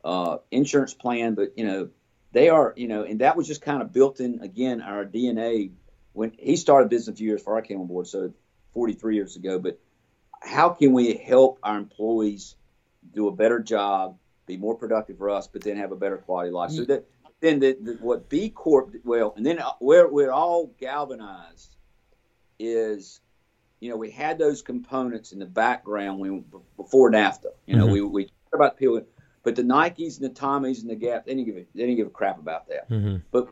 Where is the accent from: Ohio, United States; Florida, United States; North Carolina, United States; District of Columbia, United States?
North Carolina, United States; Burlington; I grew up in Burlington